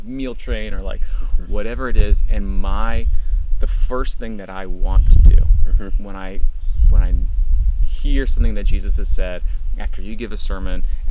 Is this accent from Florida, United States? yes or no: yes; Florida, United States; growing up in Florida